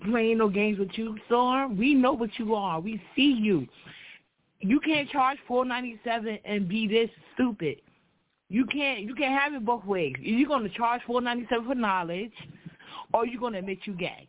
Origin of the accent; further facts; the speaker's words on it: New York City, New York, United States; I'm from New York City